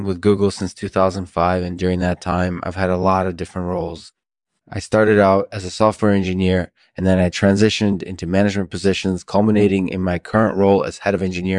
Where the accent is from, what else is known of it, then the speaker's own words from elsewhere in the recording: New York City, New York, United States; So I grew up in New York City and I had a really, really interesting childhood.